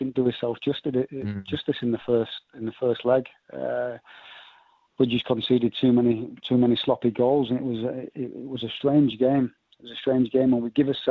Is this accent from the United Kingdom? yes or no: yes; Leeds, Yorkshire and the Humber, United Kingdom; I'm from Leeds. All my family are Leeds fans